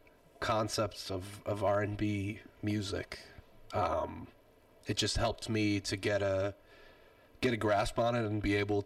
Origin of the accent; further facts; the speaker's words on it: Long Island, New York, United States; moved away as an adult; now in Los Angeles, United States; growing up on Long Island